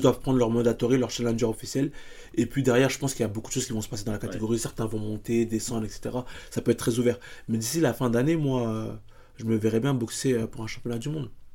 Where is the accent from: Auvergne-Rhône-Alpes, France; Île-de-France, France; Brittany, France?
Île-de-France, France; Paris; je suis hyper attaché à, à là où je viens, à le, le public qui me, qui me porte aussi, parce que moi aujourd'hui dans le 19e arrondissement